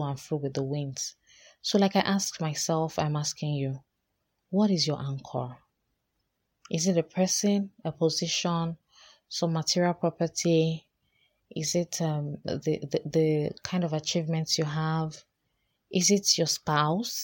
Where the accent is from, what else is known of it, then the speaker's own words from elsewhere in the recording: Nigeria; also born or lived in Lagos; as a Nigerian living here in Lagos.